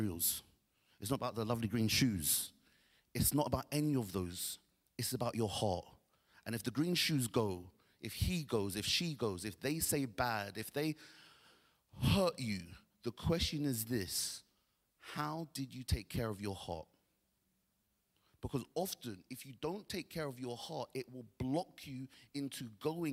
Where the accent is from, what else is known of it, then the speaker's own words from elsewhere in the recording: Nigeria; I'm Nigerian